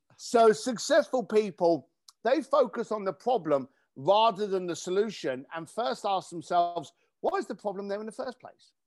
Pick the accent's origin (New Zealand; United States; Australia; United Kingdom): United Kingdom; London; I grew up in East London